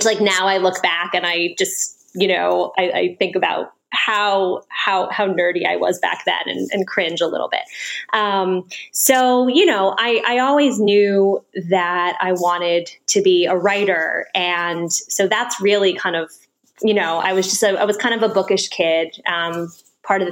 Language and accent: English; Washington, District of Columbia, United States; also born or lived in New York City; I grew up in Washington, D.C.